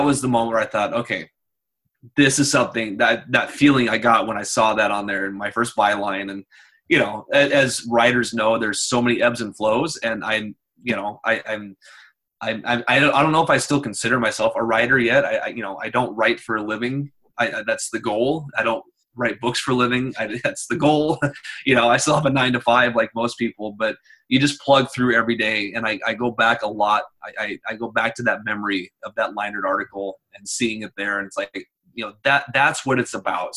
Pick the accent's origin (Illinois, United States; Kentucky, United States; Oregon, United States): Oregon, United States; Mount Angel; So I grew up in Mount Angel, Oregon. It's a small town about an hour south of Portland